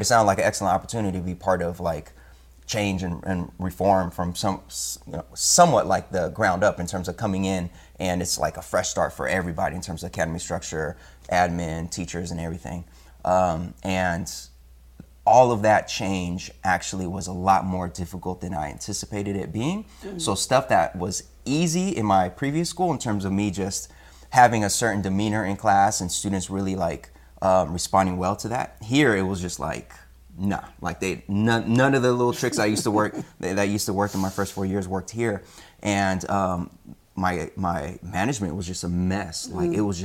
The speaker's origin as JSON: {"language": "English", "town": "Sacramento", "region": "California", "country": "United States", "tie": "born or raised there", "moved": "yes", "said": "my first 4 years were back in my hometown of Sacramento. Shout out Sacramento and all my Sactown peeps"}